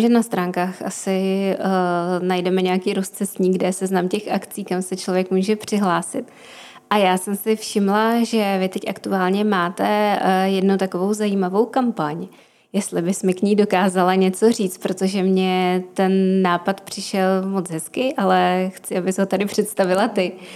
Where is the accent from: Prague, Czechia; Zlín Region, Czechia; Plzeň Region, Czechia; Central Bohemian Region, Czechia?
Prague, Czechia; jsem z Prahy